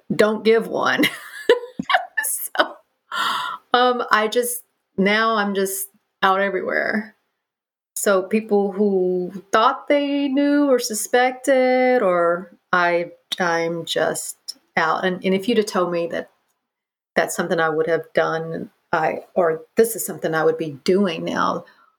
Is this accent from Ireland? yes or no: no; the Bible Belt, United States; now in New York, United States; I grew up in the Bible Belt